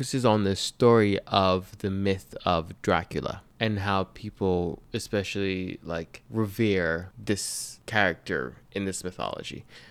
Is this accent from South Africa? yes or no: no; Nigeria; I was born and raised in Africa, in Nigeria specifically.